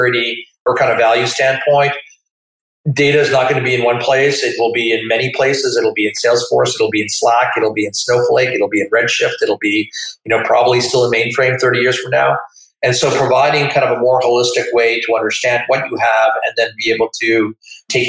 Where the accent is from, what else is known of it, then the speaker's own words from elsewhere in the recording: Manitoba, Canada; I come from Manitoba and we regarded ourselves as friendly